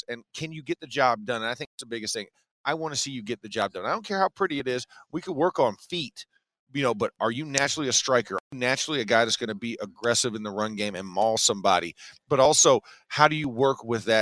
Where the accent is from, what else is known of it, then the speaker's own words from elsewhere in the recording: Orlando, Florida, United States; I'm from Orlando in the 90s in the heyday.